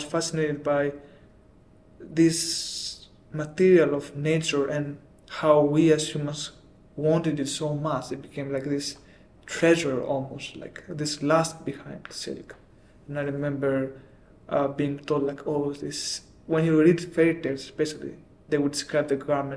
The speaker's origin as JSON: {"language": "English", "town": "Athens", "region": "Attica", "country": "Greece", "tie": "born or raised there", "also_born_or_lived": "Milan, Italy / London, United Kingdom", "moved": "as an adult", "said": "I grew up in Greece"}